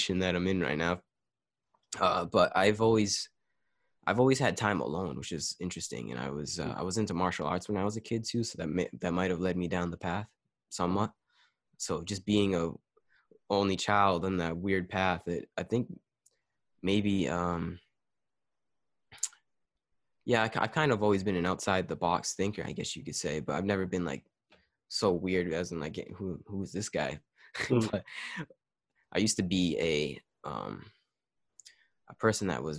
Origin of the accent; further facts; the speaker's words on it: United States; as an American or a Western